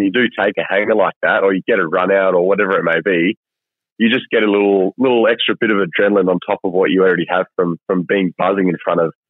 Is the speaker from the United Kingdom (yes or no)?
no; Zimbabwe; growing up in Africa